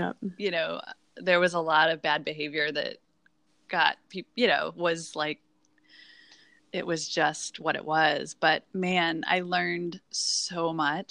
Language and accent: English; Midwest, United States; moved away; I'm from the Midwest